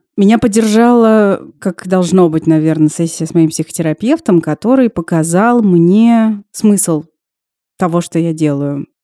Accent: Russia

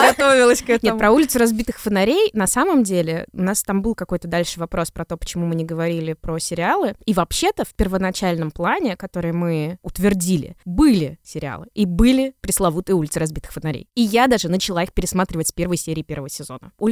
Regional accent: Saint Petersburg, Russia; Я остаюсь девочкой из Петербурга, выросшей на улице разбитых фонарей

